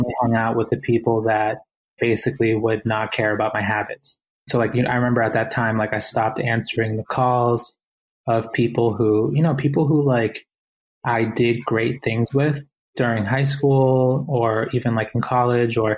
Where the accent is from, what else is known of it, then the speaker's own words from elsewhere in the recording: Boston, Massachusetts, United States; growing up in Boston, I was one of many, many Latinx families that made that trip to the United States